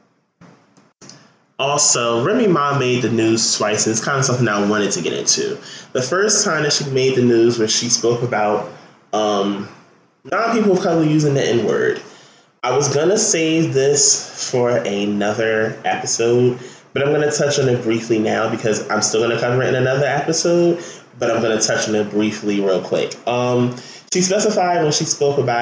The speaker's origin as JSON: {"language": "English", "region": "New Jersey", "country": "United States", "said": "I'm from Jersey, but I went to Catholic school"}